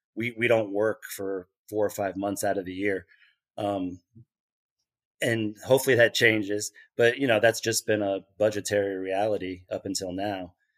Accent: Lenexa, Kansas, United States; moved away as an adult; also born or lived in Dayton, Ohio / Queens, New York; now in Liberty, United States; I grew up in Kansas City, like, in a suburb of Kansas City on the Kansas side, Lenexa, Kansas.

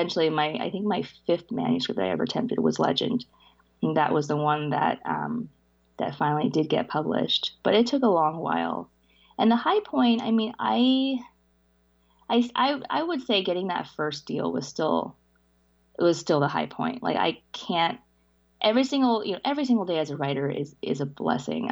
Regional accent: New Orleans, Louisiana, United States; English is a second language; also born or lived in China; I came to the States with my parents when I was five, in 89, and we settled in New Orleans

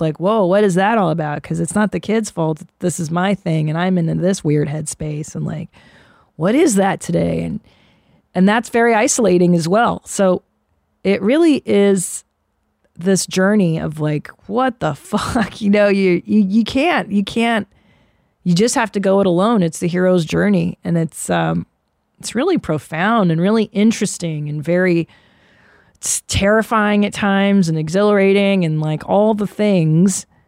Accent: United States; we're American

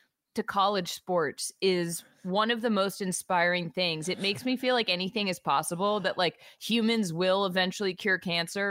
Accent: outside of Boston, Massachusetts, United States; I grew up outside of Boston

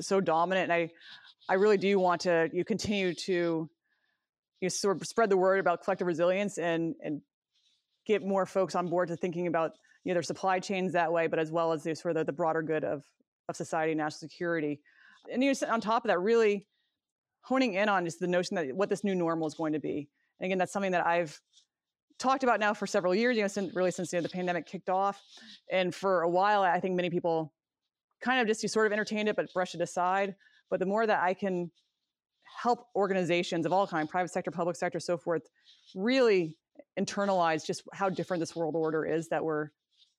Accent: Maine, United States; moved away as an adult; also born or lived in Colorado; I grew up in Maine, went to college in Maine

